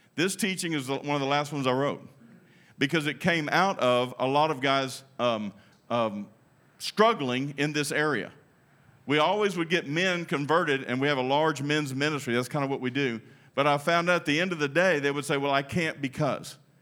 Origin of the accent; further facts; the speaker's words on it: United States; I'm American